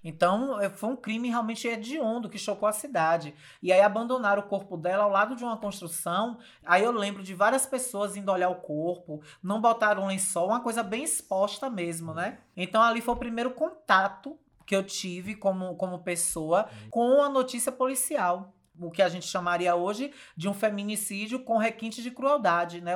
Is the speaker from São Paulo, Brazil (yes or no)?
no; Riachão do Jacuípe, Bahia, Brazil; also born or lived in Feira de Santana; onde eu vivi toda a minha adolescência e a minha infância